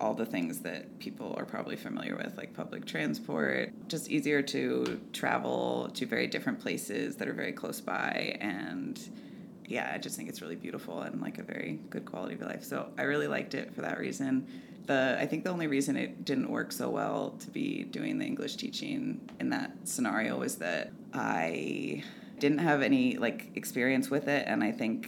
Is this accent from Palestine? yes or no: no; Ithaca, New York, United States; moved away as an adult; now in Vermont, United States; I'm from Ithaca, New York